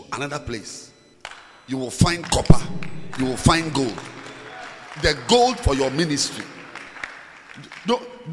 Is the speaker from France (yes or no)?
no; Ghana; moved away; also born or lived in Zimbabwe; I'm standing here in Zambia, I'm a Ghanaian